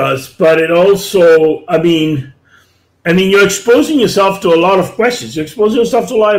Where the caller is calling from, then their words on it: Canada; Now, I'm speaking from Canada